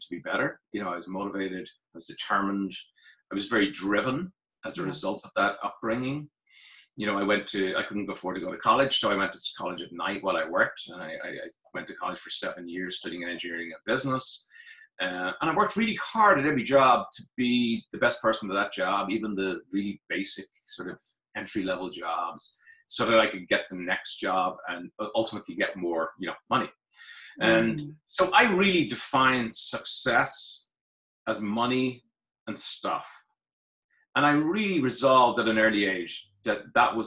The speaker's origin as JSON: {"language": "English", "town": "Dublin", "region": "Leinster", "country": "Ireland", "tie": "born or raised there", "moved": "as an adult", "lives_now": "United States", "said": "I am from Ireland. I was born in Dublin, the only place in Ireland, really. I'm just kidding. Born in Churchtown in Dublin."}